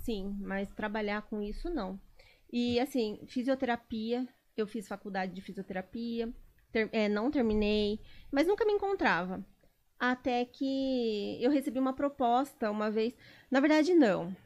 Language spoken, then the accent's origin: Portuguese; Botucatu, São Paulo, Brazil; also born or lived in Pirajuí; Eu sou de Pirajuí.